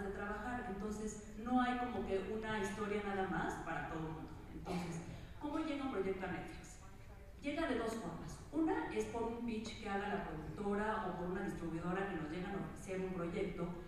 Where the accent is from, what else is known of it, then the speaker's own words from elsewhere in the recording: Mexico; yo soy mexicana